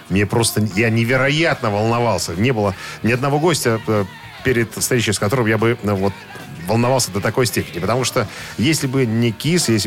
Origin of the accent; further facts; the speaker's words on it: New York, United States; Мы из одного района. Мы из Нью-Йорка, из одного района.